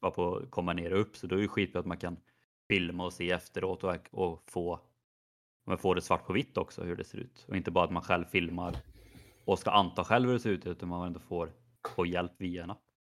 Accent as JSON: {"language": "Swedish", "town": "Skövde", "region": "Västra Götaland", "country": "Sweden", "moved": "yes", "said": "när jag var hemma i Skövde"}